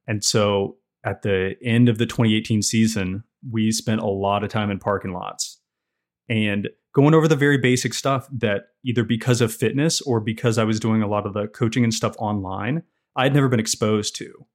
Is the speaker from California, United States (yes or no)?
no; Roanoke, Virginia, United States; now in Banner Elk, United States; I am from Roanoke, Virginia